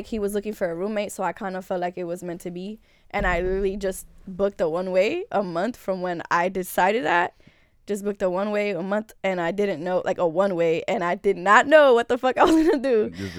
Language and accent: English; North Bergen, New Jersey, United States; now in Los Angeles, United States; North Bergen, New Jersey.